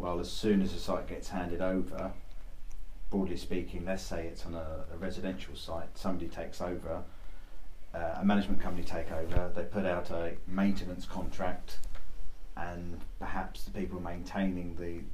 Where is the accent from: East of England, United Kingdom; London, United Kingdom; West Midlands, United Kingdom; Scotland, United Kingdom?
East of England, United Kingdom; Cambridge; I come from Cambridge